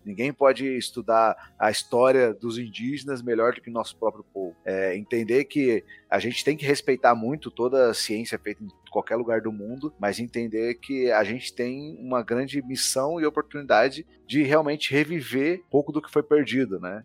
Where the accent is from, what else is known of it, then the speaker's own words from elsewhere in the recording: Brazil; nós como brasileiros